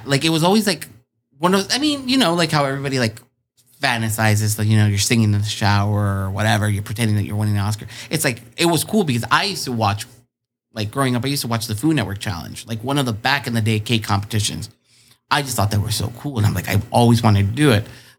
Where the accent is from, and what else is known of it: Chula Vista, California, United States; born or raised there; also born or lived in Tijuana, Mexico